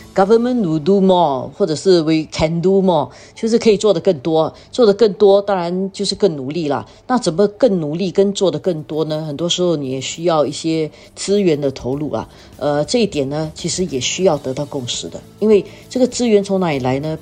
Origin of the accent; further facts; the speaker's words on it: Singapore; 我们新加坡人